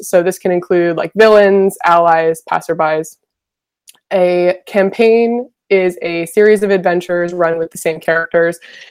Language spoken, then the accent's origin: English; Vancouver, British Columbia, Canada; I'm from Vancouver, Canada